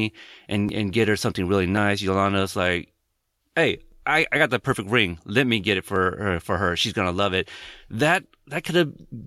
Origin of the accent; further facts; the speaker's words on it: West Coast, United States; also born or lived in Corpus Christi, Texas; I'm from the West Coast